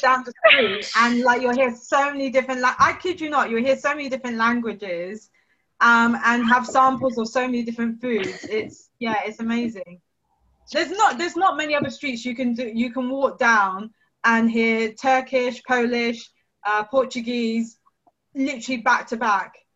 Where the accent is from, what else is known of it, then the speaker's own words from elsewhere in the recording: Reading, South East England, United Kingdom; I grew up before the Oxford Road was slightly more gentrified